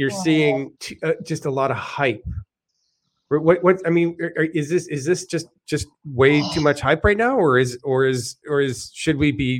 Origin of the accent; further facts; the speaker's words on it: Canada; I'm kind of generally for smaller government, even though I'm Canadian.